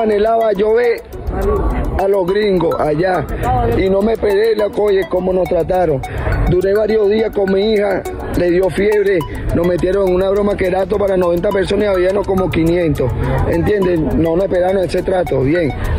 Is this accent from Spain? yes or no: no; Venezuela; moved away as an adult; Yo soy uno también, un venezolano que ingresé hace allá